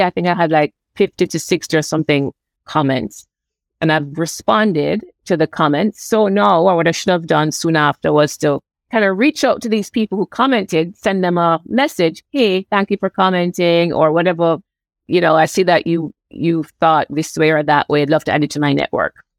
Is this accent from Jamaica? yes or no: yes; Jamaica; now in Canada; I'm from Jamaica